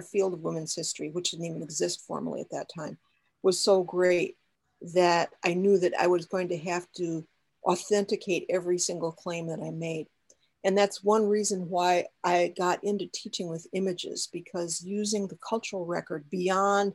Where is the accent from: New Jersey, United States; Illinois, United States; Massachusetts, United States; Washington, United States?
Illinois, United States; West Chicago; I was born in West Chicago, Illinois